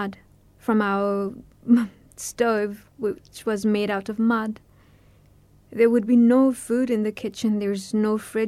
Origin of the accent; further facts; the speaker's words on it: Nepal; moved away; I was born in February, a very cold winter month in Nepal. We lived in a refugee camp